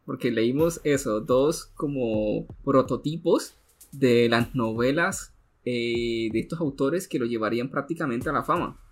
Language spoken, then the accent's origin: Spanish; Colombia; acá en mi país, en la ciudad de Bogotá